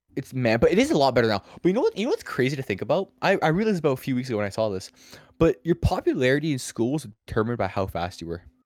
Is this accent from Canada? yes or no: yes; Ottawa, Ontario, Canada; I was born in Ottawa